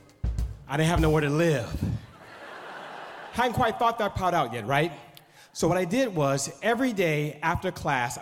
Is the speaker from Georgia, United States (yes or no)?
no; Oakland, California, United States; I grew up on East 14th in Oakland, California.